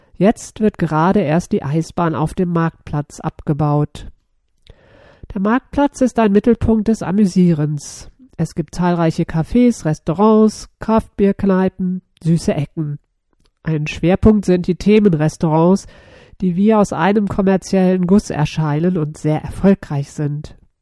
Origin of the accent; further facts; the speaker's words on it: Berlin, Germany; Ich komme aus Berlin